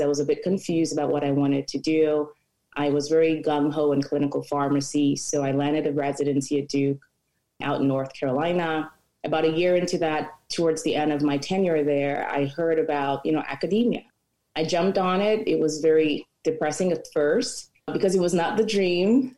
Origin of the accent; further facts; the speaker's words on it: Cameroon; moved away as an adult; now in United States; I am also from Cameroon, been in the US as well about 18 years.